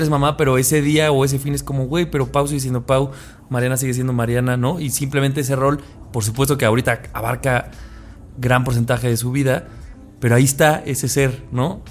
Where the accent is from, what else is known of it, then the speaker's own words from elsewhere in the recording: Cuautitlán Izcalli, State of Mexico, Mexico; moved away; soy del Estado de México, soy de Izcali